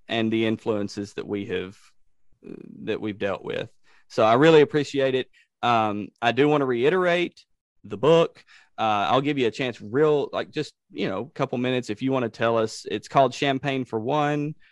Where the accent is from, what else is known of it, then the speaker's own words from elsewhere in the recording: Savannah, Tennessee, United States; we have Ulysses S. Grant's uh, headquarters from the Battle of Shiloh in my hometown